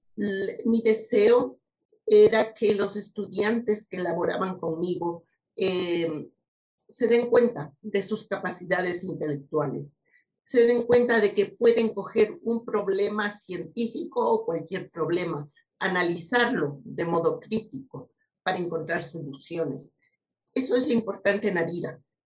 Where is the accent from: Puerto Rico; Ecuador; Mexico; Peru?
Ecuador; also born or lived in United States; a la sociedad de donde vengo